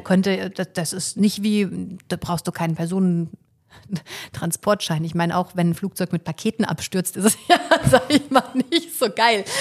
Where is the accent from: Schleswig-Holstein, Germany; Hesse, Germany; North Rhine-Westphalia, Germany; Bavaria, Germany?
Hesse, Germany; Fulda; now in Leipzig, Germany; Ich bin ja in Fulda geboren